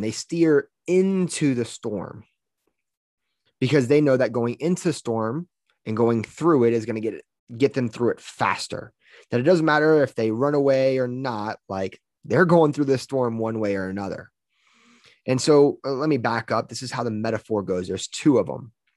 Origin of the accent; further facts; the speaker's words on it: Louisiana, United States; now in Colorado, United States; I'm from Louisiana.